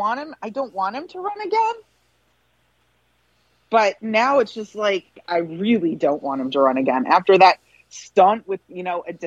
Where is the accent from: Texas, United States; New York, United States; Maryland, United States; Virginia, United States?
New York, United States; I was raised in New York. That's why I didn't vote for him in 2016.